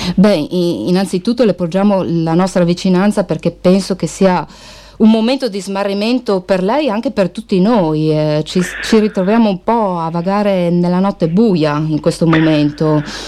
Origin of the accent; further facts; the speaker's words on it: Friuli-Venezia Giulia, Italy; questa terra, quella friulana, che è nostra madre